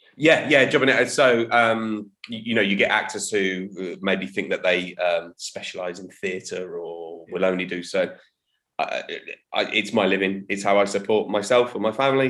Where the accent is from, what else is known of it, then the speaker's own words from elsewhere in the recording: Birmingham, West Midlands, United Kingdom; now in Guildford, United Kingdom; I'm originally from the Midlands, from Birmingham. Um, that's my home turf. I now live down south